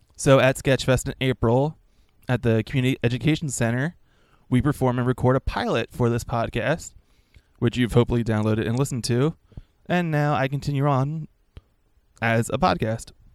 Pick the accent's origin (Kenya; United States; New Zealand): United States; Philadelphia, Pennsylvania; I grew up in Philadelphia in the Kensington neighborhood